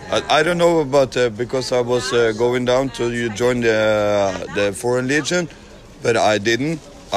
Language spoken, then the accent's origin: English; Norway; I'm from Norway.